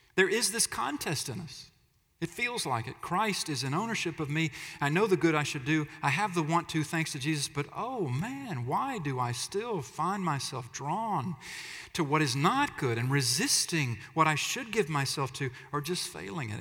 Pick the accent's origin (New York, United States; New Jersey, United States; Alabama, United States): Alabama, United States; I'm from Alabama, so pardon the pronunciation